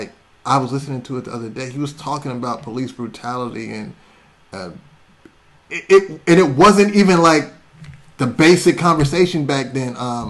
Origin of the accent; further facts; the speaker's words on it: Berkeley, California, United States; also born or lived in Seattle / Waco, Texas / East Oakland; I was born in Seattle. Raised in Waco, Texas, and grew up in South Berkeley and lived in East Oakland.